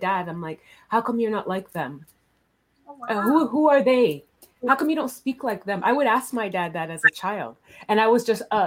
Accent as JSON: {"language": "English", "town": "Toronto", "region": "Ontario", "country": "Canada", "tie": "born or raised there", "said": "I'm North American. I'm Canadian, right?"}